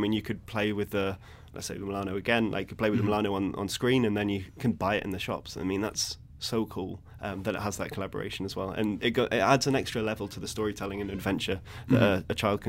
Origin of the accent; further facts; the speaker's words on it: London, United Kingdom; moved away as an adult; now in Billund, Denmark; I came from London, so going from London to Billund, so a town of millions and millions and millions to like a small rural town of 3,000 people.